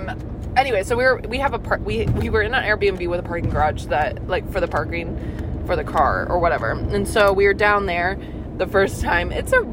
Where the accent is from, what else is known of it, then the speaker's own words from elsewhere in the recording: Oregon, United States; now in California, United States; I'm from Oregon and we drive slow